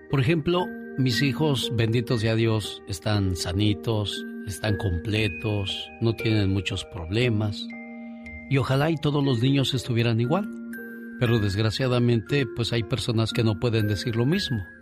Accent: Mexico; Le respondí, soy de México.

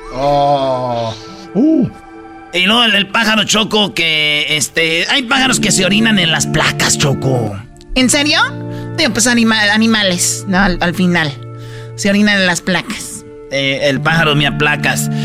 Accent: Jiquilpan, Michoacán, Mexico; Y yo soy de Jiquilpan, Michoacán

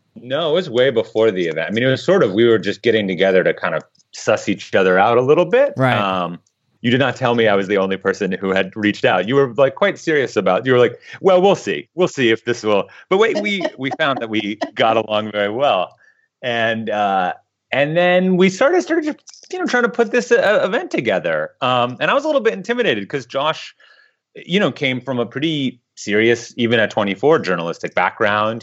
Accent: Midwest, United States; moved away; also born or lived in Eastern Europe; I grew up in the Midwest

